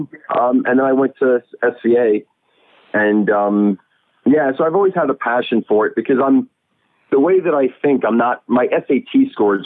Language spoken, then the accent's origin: English; Long Island, New York, United States; also born or lived in Brooklyn, New York; I'm actually from Long Island, and I've been living in Brooklyn for about 12 years, I guess. Native New Yorker